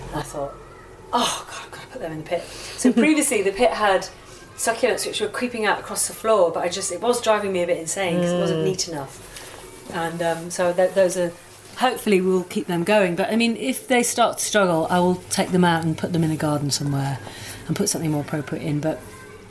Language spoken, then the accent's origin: English; Yorkshire and the Humber, United Kingdom; I grew up in Yorkshire, East Yorkshire